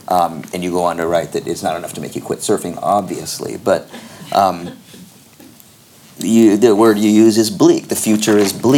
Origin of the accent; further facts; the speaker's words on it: Newport Beach, California, United States; Growing up in Newport Beach and with all my friends, and you know, everybody surfed, but I never knew a surfer who was into the … or surf music.